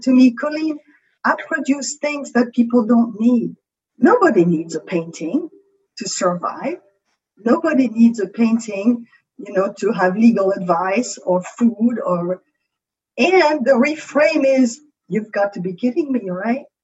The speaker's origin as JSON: {"language": "English", "country": "France", "accent": "French", "second_language": "English", "said": "With my French accent"}